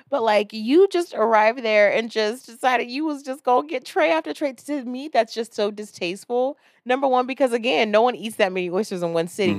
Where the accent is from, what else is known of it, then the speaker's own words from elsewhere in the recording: Florida, United States; I'm from Florida